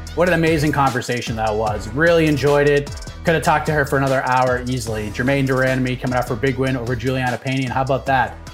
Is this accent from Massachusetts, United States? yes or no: yes; Boston, Massachusetts, United States; I grew up in the Boston area